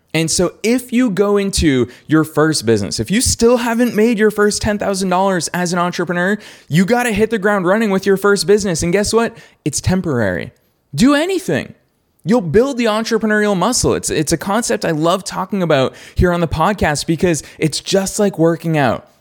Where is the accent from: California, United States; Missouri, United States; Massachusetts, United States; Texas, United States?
Massachusetts, United States; Boston; good old Boston, which is my hometown